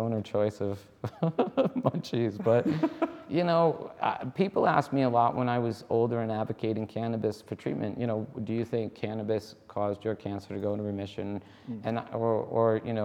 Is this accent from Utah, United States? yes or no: no; Rhode Island, United States; moved away; I grew up in Rhode Island